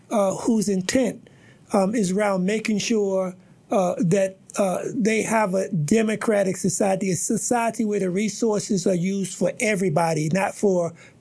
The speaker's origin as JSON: {"language": "English", "town": "New York City", "region": "New York", "country": "United States", "tie": "born or raised there", "moved": "yes", "lives_now": "Boston, United States", "said": "I didn't see when I was growing up in Harlem."}